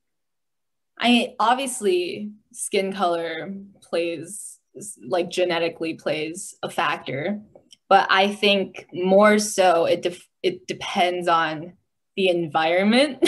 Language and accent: English; United States; also born or lived in China; I was born in China, but I grew up in America